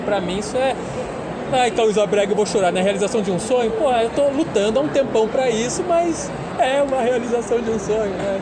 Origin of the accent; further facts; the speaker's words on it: Florianópolis, Santa Catarina, Brazil; eu sou de Florianópolis, e lá 30 anos atrás era uma cidade menor